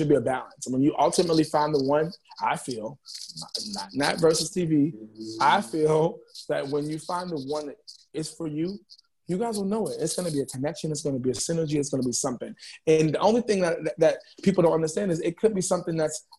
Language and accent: English; New York City, New York, United States; And I'm from Harlem, New York. I'm in the Bronx right now recording